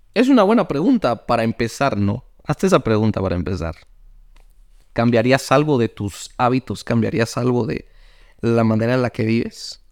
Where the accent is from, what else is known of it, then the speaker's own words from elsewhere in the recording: Guatemala; yo soy de Guatemala, un país que es cafetalero